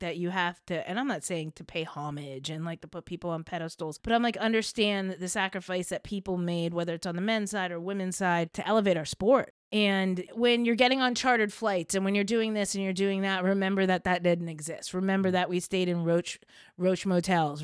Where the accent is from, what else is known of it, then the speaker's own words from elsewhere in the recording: Princeton, New Jersey, United States; I grew up in Princeton, New Jersey